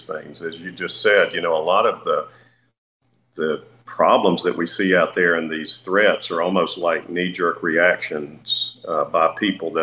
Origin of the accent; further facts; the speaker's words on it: United States; as an American, someone who's passionate about our country